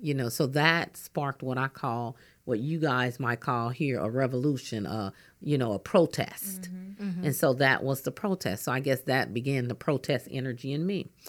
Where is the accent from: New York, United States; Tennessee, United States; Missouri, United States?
Missouri, United States; St. Louis; I grew up in North St. Louis.